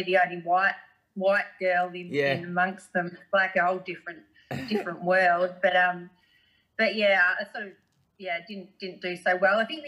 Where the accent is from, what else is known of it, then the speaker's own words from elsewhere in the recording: Australia; me being an Aussie girl